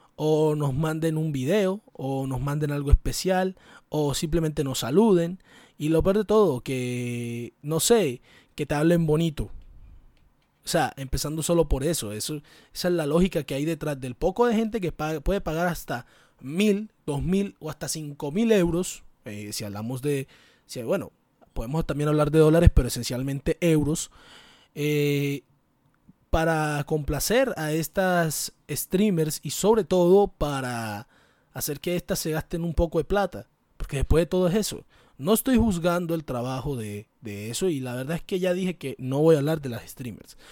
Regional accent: Caribbean Region, Colombia; de mi entorno, el Caribe, ese hermoso lugar como lo es el Caribe colombiano

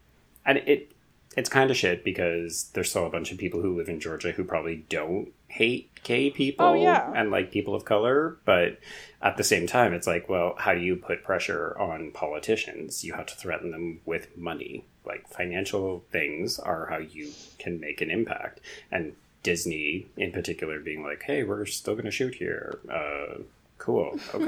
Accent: Canada; I don't know that I want to claim this as a Canadian.

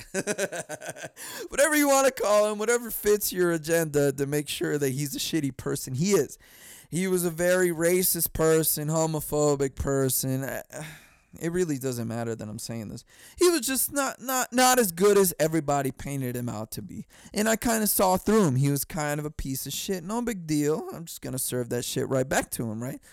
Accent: California, United States; moved away; I was from California

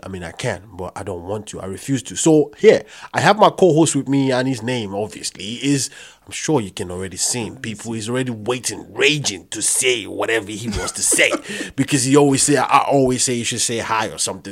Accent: Nigeria; I'm Nigerian

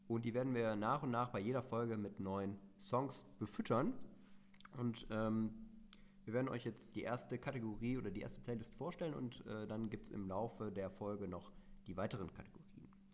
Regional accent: Meerbusch, North Rhine-Westphalia, Germany; ich komme aus Meerbusch.

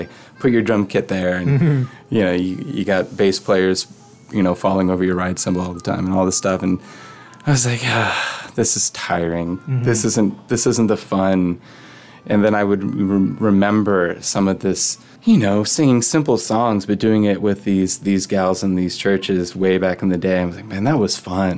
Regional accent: St. Louis, Missouri, United States; also born or lived in Athens, Georgia; now in Canada; born and bred in St. Louis

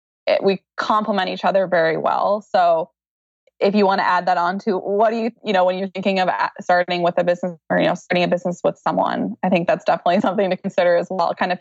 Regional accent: Oregon, United States; also born or lived in Eugene, Oregon / Portland, Oregon; living in Oregon and growing up in Oregon, I've just been surrounded by green like my whole life

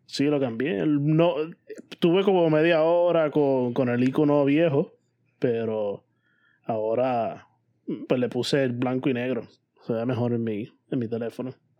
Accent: Puerto Rico; moved away as an adult; now in New York, United States; Si algún día o algún momento vuelvo a Puerto Rico y tengo intenciones de hacer Puerto Rico mi residencia otra vez

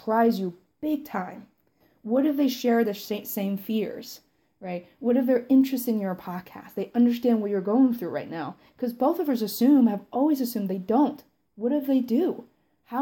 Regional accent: Beijing, China; I grew up in Beijing, I grew up in Chinese culture

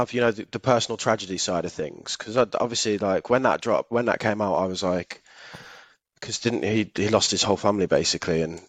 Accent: Manchester, North West England, United Kingdom; because I'm from Manchester.

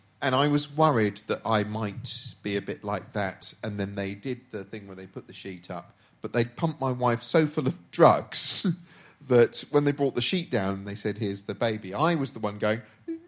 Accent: Reading, South East England, United Kingdom; born there; born in Reading.

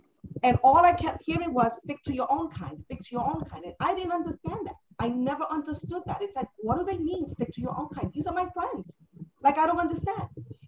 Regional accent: New York City, New York, United States; I grew up in the South Bronx, Hunts Point Avenue.

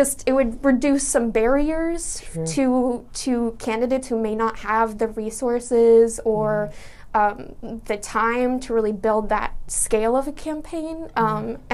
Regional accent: Medford, Massachusetts, United States; I grew up in West Medford

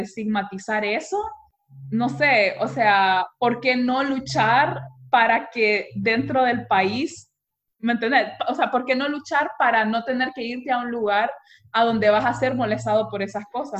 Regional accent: Honduras; also born or lived in Austria; nosotros como hondureños

